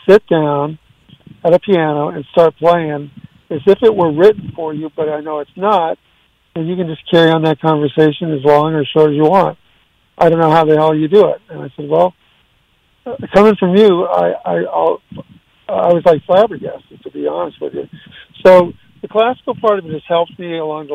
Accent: Ventura, California, United States; also born or lived in Waco, Texas / Isla Vista, California; at age 2, we all moved to California, to Ventura.

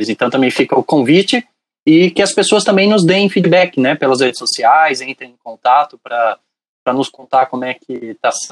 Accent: São Paulo, Brazil; now in Rio Grande do Sul, Brazil; Mas eu sou paulistano, da Gema, da, da, da Vila Mariana, né? Então. É, mas eu tô muitos anos aqui no Rio Grande do Sul.

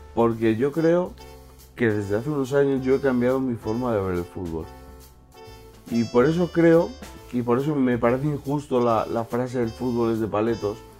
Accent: Valencian Community, Spain; moved away; siento valenciano, me siento del Valencia

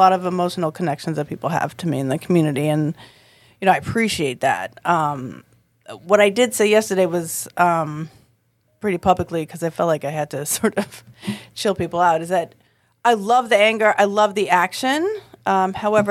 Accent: Boston, Massachusetts, United States; I'm from Boston.

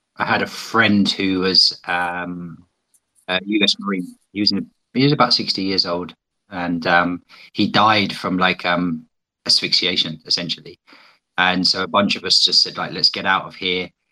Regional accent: United Kingdom; also born or lived in China; as you may be able to tell from my accent, I'm from Britain

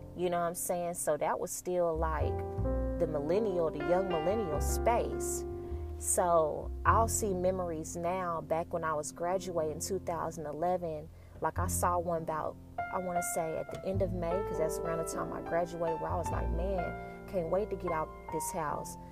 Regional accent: Dallas, Texas, United States; also born or lived in Denton, Texas; I'm from Dallas

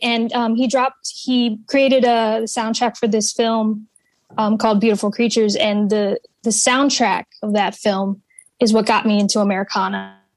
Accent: New England, United States; also born or lived in Central Florida; I've been uh, born and raised in New England. I'm a true blue Yankee

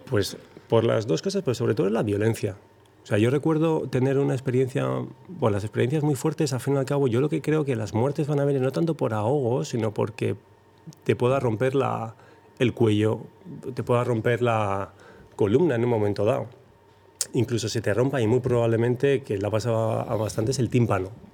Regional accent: Zarautz, Basque Country, Spain; yo soy de Zarauz. De Zarauz hemos salido muchos surfistas de las grandes

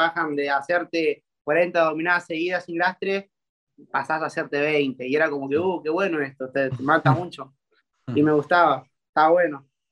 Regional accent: Argentina; tengo 20 años y soy de Argentina

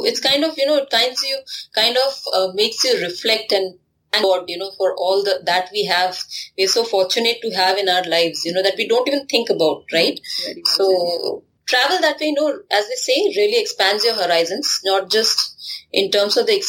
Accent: Kanpur, Uttar Pradesh, India; I come from Kanpur, and there, you know, sleeping on the terrace was one of the things that we used to do as children.

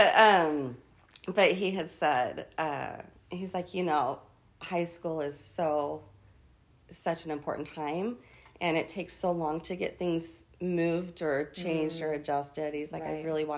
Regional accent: Orem, Utah, United States; moved away as an adult; also born or lived in Norway; I grew up in Orem, Utah

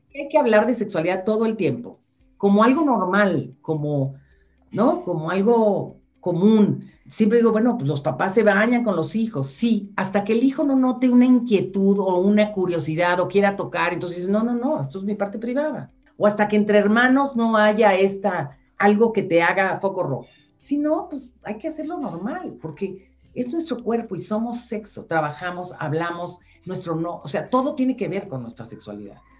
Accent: Mexico; yo soy mexicana

